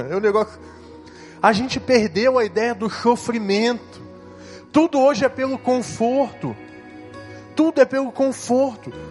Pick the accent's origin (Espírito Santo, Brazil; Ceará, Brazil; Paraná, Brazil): Espírito Santo, Brazil; São José do Calçado; Eu vim de São José do Calçado, Espírito Santo.